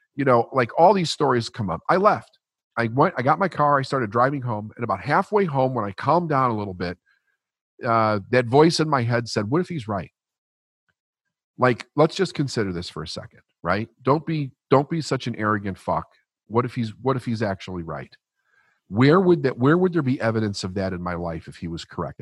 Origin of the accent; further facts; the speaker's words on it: Chicago, Illinois, United States; I was raised Catholic in Chicago, middle class, working class, broken family